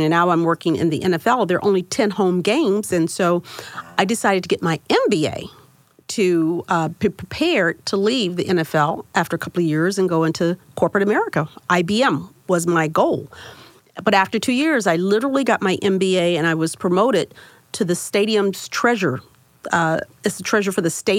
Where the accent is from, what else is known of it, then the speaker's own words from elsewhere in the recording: Miami, Florida, United States; I grew up in Liberty City. And so that's an area in Miami, Florida